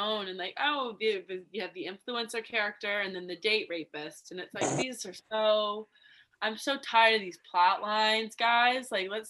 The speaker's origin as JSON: {"language": "English", "town": "Lexington", "region": "Kentucky", "country": "United States", "also_born_or_lived": "South Carolina", "moved": "as an adult", "said": "I'm originally from Lexington, Kentucky. I lived in South Carolina for a few years, going to college. I'm 23 years old"}